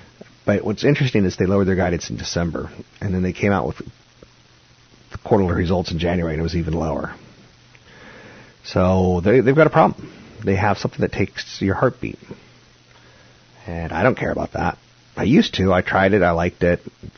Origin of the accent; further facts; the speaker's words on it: the Bay Area, California, United States; a lot of them are in the Bay Area in my hometown.